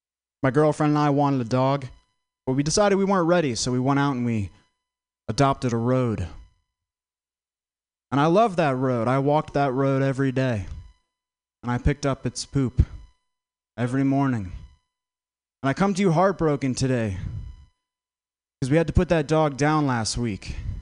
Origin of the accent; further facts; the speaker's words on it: Vermont, United States; I'm from Vermont. I didn't know … was a rapper till like last week. It's so white there, you know? The darkest thing that comes out of Vermont is grade A maple syrup.